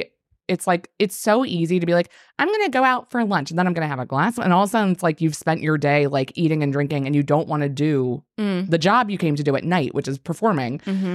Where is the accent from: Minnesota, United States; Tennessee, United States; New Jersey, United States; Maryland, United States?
Maryland, United States; I grew up in Maryland, like starfish, but... near the Baltimore Aquarium, which is the National Aquarium.